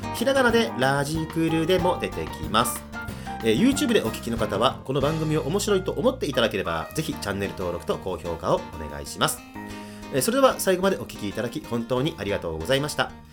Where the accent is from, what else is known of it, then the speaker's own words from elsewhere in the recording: Tottori, Japan; 僕は鳥取県で生まれ育ったので